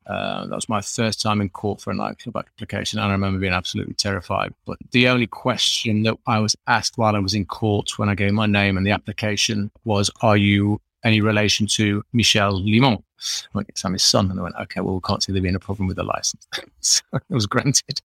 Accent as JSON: {"language": "English", "town": "Sheffield", "region": "Yorkshire and the Humber", "country": "United Kingdom", "tie": "born or raised there", "also_born_or_lived": "France", "said": "I'm the most common type of person, which is a French Yorkshireman. I was raised in Sheffield from from about three years old"}